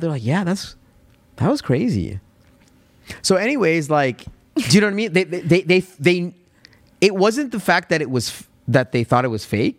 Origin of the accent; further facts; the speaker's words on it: Alberta, Canada; accent: Canadian; I don't think that Alberta has an accent, but maybe there is a, a subtle accent